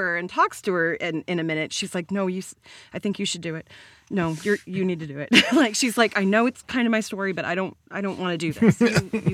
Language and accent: English; United States; As an American